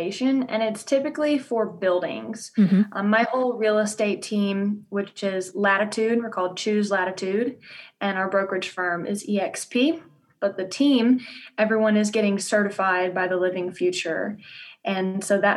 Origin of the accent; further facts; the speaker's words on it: Louisiana, United States; accent: southern drawl; moved away as an adult; now in Denver, United States; I'm originally from Louisiana. So if you hear a southern drawl, that is, you are hearing it.